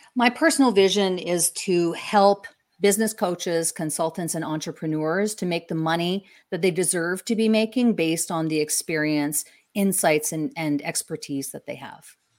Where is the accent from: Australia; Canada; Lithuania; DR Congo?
Canada; I'm from Canada